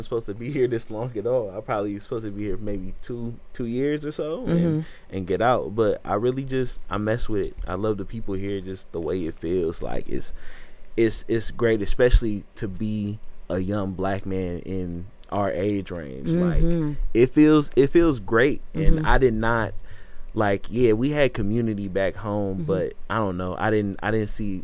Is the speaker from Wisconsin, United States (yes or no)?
yes; Milwaukee, Wisconsin, United States; now in Nashville, United States; I'm from Milwaukee.